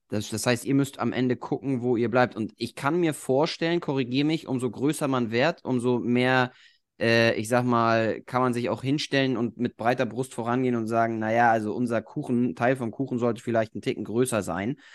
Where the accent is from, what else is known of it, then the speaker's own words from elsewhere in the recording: Germany; bei uns in Deutschland